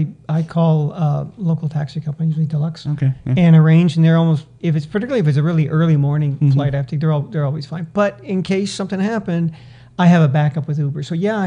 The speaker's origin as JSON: {"language": "English", "town": "Manila", "region": "Metro Manila", "country": "Philippines", "said": "You hear a lot of people from the Philippines. I'm from Manila."}